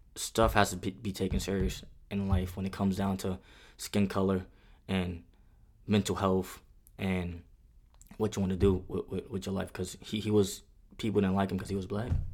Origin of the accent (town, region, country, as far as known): New York City, New York, United States; born or raised there; moved away as an adult; now in Fort Campbell, Kentucky, United States